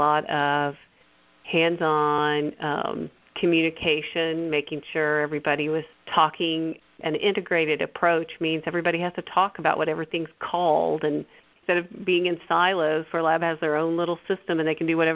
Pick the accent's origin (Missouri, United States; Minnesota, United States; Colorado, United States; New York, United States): Missouri, United States; Bolivar; I'm from here. I'm from Bolivar